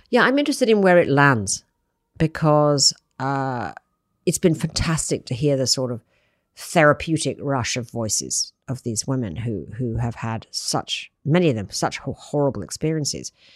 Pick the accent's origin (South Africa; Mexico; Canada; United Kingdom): United Kingdom; moved away; I'm British